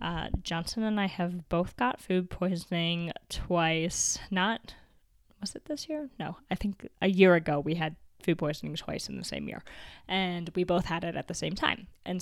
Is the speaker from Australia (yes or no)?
no; Canada; My dad used to fill one up for me almost every night growing up in the Canadian winter, and it would keep my feet warm, and I just absolutely loved it.